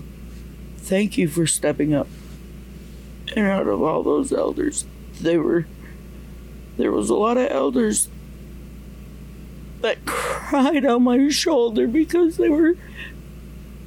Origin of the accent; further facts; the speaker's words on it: Mohawk Territory, Ontario, Canada; from Tandanega Mohawk Territory. It's about 2 hours, 2.5 hours southwest of here